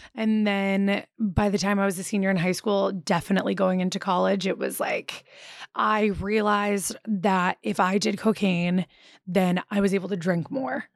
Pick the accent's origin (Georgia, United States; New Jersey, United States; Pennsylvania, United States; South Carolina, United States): Pennsylvania, United States; Philadelphia; moved away as an adult; also born or lived in New Orleans; I grew up in Philadelphia